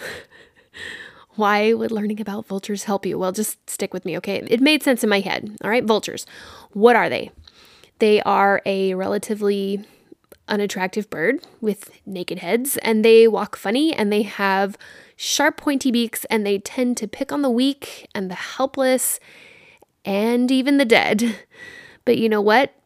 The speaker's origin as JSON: {"language": "English", "town": "Dallas", "region": "Texas", "country": "United States", "tie": "born or raised there", "said": "I grew up in Dallas, Fort Worth area"}